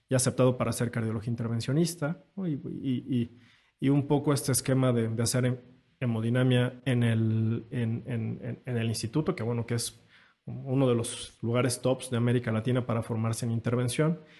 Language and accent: Spanish; Querétaro, Mexico; Yo tuve un maestro en Querétaro, de donde soy, que me marcó mucho, que fue realmente el que llevó la angioplastia a, mi ciudad, a Querétaro.